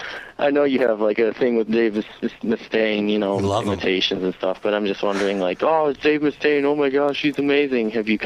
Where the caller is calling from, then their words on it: Chicago, Illinois, United States; I'm in Chicago.